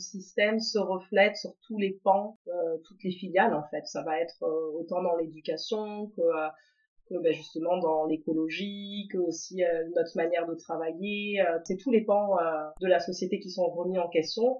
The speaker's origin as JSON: {"language": "French", "country": "France", "moved": "as an adult", "lives_now": "Montreal, Canada", "said": "on est arrivé euh, à Montréal, donc on vient de France à la base"}